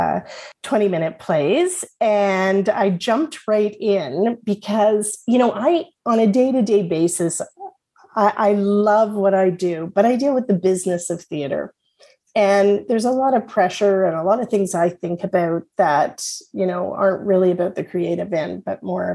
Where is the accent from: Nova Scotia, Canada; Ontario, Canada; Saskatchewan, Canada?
Ontario, Canada; Toronto; when I was a young girl growing up in Willowdale